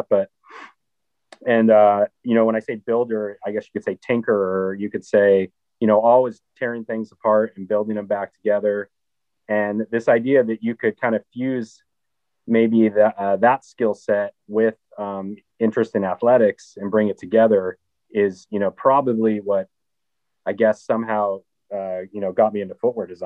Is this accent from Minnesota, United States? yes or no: yes; Minnesota, United States; I grew up in Minnesota, so the outdoors were just a big part of of my upbringing as well.